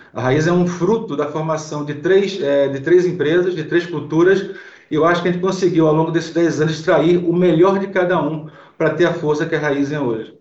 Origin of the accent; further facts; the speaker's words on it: Recife, Pernambuco, Brazil; sou de Recife